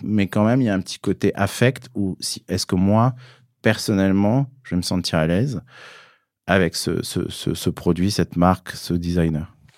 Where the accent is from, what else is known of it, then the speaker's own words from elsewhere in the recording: Vialas, Occitania, France; moved away; also born or lived in Alès, Gard; vivait dans un village de 200 habitants qui s'appelle Vialas, qui est dans les Cévennes